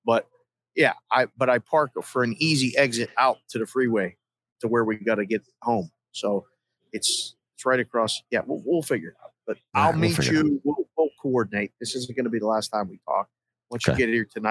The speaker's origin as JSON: {"language": "English", "town": "Pittsburgh", "region": "Pennsylvania", "country": "United States", "said": "I'm from Pittsburgh"}